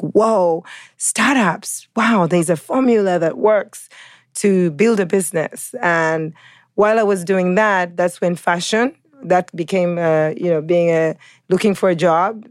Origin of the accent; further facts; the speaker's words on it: Uganda; also born or lived in California, United States; now in New York, United States; New Yorker, living in New York, by way of California, of African descent, originally Ugandan